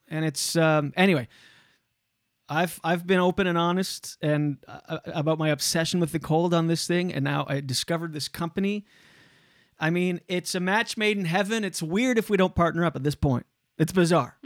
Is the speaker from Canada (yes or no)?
yes; Canada; We're Canadian